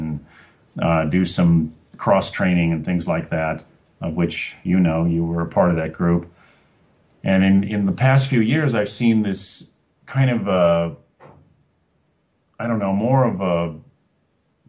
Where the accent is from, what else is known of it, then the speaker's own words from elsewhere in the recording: Los Angeles, California, United States; moved away as an adult; also born or lived in Oregon / Cambridge, Massachusetts / Salt Lake City / Colorado; And now I'm from Los Angeles, my hometown, and so yeah, I've been back in Los Angeles for a few years